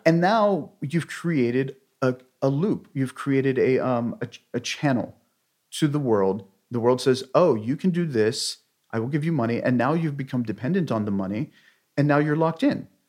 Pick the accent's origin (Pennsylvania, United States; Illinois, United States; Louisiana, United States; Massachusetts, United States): Pennsylvania, United States; outside of Pittsburgh; outside of Pittsburgh, Pennsylvania